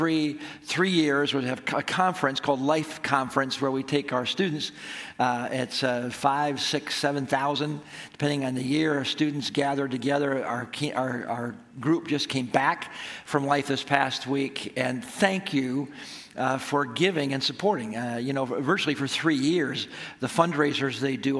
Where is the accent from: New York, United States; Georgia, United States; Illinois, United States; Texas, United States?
New York, United States; Apalachin; I grew up in Appalachian, New York